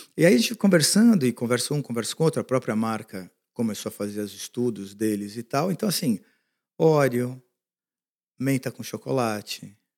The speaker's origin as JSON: {"language": "Portuguese", "country": "Brazil", "moved": "as an adult", "lives_now": "United States", "said": "como brasileiro"}